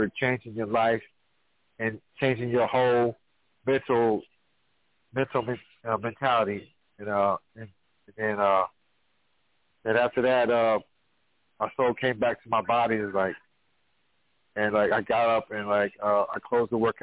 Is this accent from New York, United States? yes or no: no; Danville, Virginia, United States; I am from Virginia. I'm born and raised in Danville